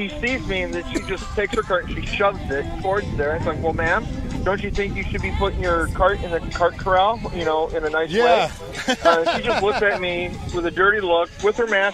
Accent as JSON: {"language": "English", "town": "Chicago", "region": "Illinois", "country": "United States", "tie": "born or raised there", "said": "my hometown here"}